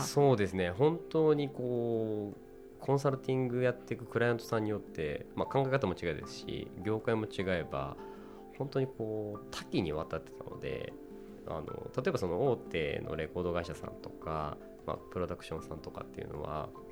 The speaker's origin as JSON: {"language": "Japanese", "town": "Yokohama", "region": "Kanagawa", "country": "Japan", "tie": "born or raised there", "also_born_or_lived": "Tokyo", "said": "僕横浜出身なんですけど"}